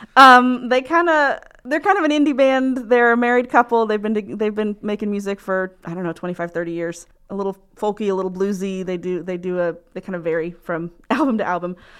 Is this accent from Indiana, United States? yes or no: yes; Muncie, Indiana, United States; also born or lived in New Hampshire; I'm from here, um, in Muncie. uh, Indiana